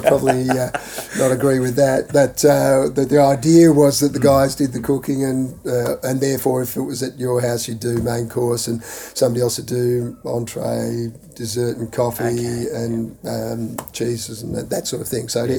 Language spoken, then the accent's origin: English; Kilsyth, Victoria, Australia; also born or lived in England / Toorak / Hampton; I grew up on uh, in Kilsyth, uh, in an area in Kilsyth which was 10 acres upwards